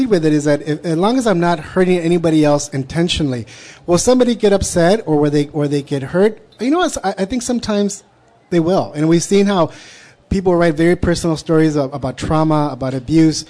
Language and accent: English; United States; I'm a Chicano writer, I'm an American writer.